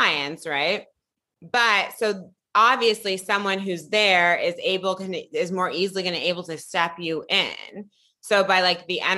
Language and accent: English; Piedmont, California, United States; I grew up in Piedmont, California. I'm from the Bay Area.